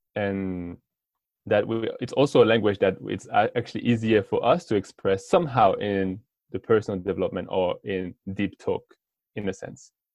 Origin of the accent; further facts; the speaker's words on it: France; English is a second language; I'm from France. I'm 25